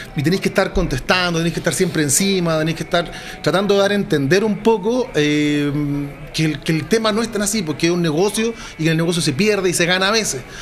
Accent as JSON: {"language": "Spanish", "country": "Chile", "said": "somos chilenos"}